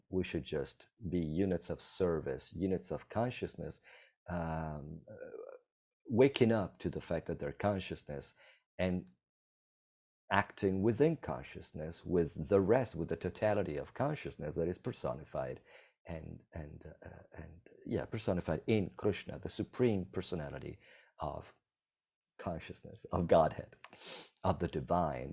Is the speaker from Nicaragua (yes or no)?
no; Italy; now in Costa Rica; I'm from Italy.